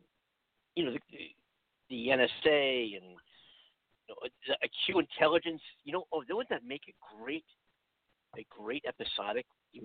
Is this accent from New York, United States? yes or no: no; California, United States; even somebody here in my home state, Mike Cargill in California